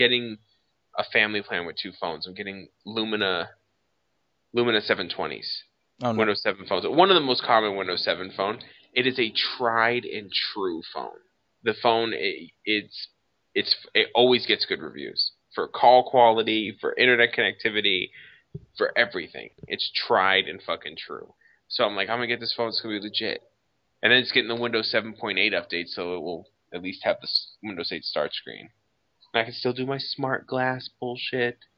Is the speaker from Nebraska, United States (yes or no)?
no; Boston, Massachusetts, United States; I'm obviously from Boston